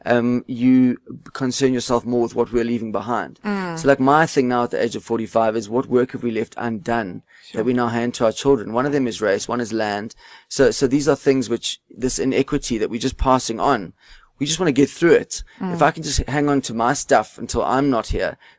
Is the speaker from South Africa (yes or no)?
yes; South Africa; being South African